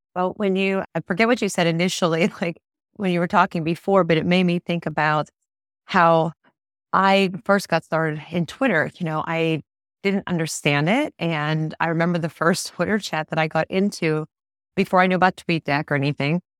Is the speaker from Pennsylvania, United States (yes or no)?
yes; Pittsburgh, Pennsylvania, United States; I'm not from Tennessee, I'm from Pittsburgh.